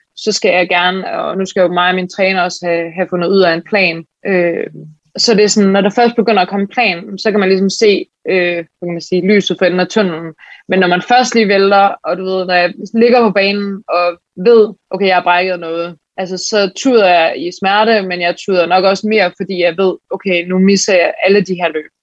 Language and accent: Danish; Aarhus, Central Denmark Region, Denmark; moved away as an adult; also born or lived in Switzerland; now in Copenhagen, Denmark; jeg kommer oprindeligt, jeg er fra Aarhus